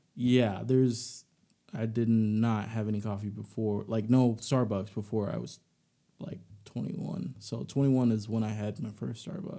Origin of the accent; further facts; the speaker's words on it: Alabama, United States; I'm from Alabama, so, you know, my family, they go for Bama